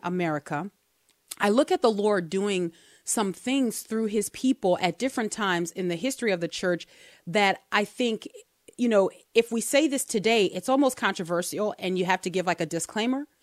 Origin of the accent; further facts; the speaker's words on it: United States; I'm American